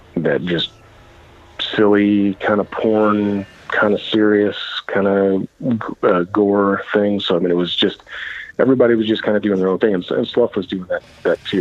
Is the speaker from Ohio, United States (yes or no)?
no; Champaign, Illinois, United States; I'm basically Champaign, Illinois, which is right smack dab, kind of in the central east um, of the state.